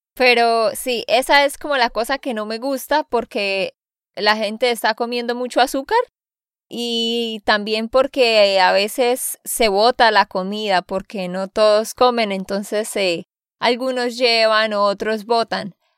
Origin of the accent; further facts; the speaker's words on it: Santander, Colombia; de Santander, Colombia